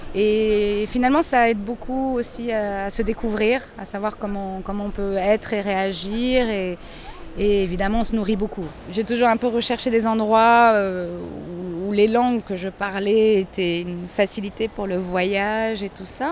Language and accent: French; Lisbon, Portugal; first language French and Portuguese; moved away as an adult; now in Agadir, Morocco; Je suis née à Lisbonne, au Portugal.